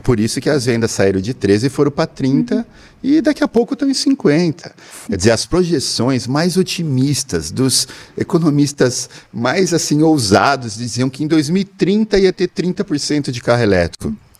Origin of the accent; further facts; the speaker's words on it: Brazil; nós, como brasileiros